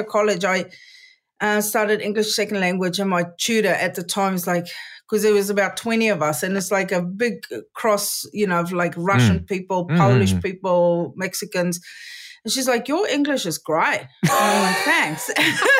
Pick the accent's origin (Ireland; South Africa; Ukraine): South Africa; Johannesburg, Gauteng; moved away as an adult; also born or lived in United Kingdom / New Zealand; I was born in Johannesburg in the Queen Victoria Hospital